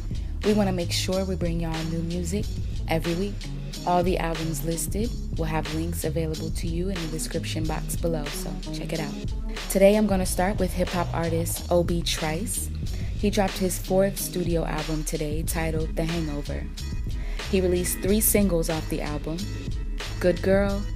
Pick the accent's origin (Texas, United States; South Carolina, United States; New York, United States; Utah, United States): South Carolina, United States; Charleston; my hometown, Charleston, South Carolina